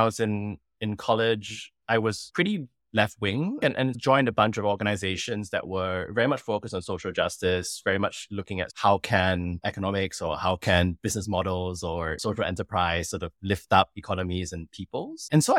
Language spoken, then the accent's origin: English; Singapore; also born or lived in Kenya / Eastern Europe; now in New York, United States; I'm from Singapore, but have been on a mission to live and work on all continents of the world for the last couple of decades. And I'm currently based in New York.